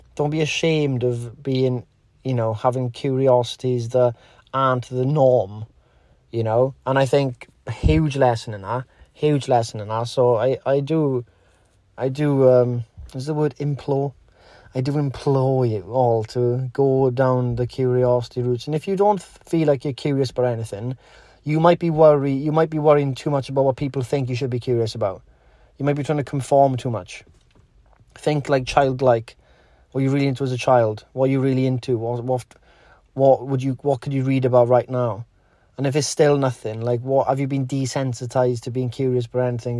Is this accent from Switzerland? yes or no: no; Wales, United Kingdom; Wales, in, in Great Britain